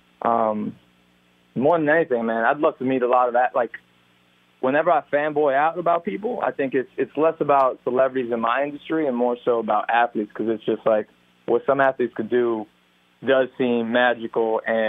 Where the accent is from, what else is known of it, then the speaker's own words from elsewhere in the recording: Miami, Florida, United States; I was raised in Miami